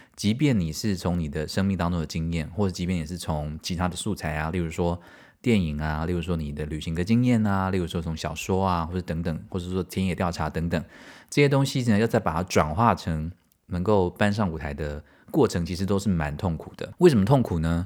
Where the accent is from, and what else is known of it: Taiwan; also born or lived in Tainan